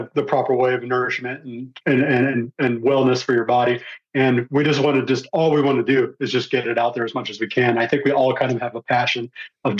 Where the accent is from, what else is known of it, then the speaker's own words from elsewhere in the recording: Texas, United States; I'm from Texas, not too far away